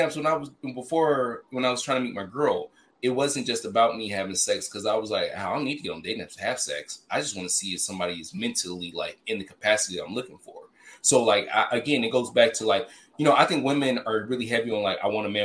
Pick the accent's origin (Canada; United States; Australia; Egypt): United States; Memphis, Tennessee; I'm from Memphis